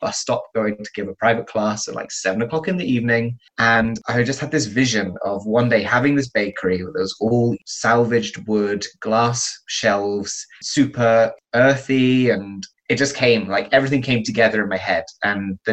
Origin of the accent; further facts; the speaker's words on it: England, United Kingdom; moved away as an adult; now in Madrid, Spain; I'm from England. I moved to Madrid a couple of years ago in 2016.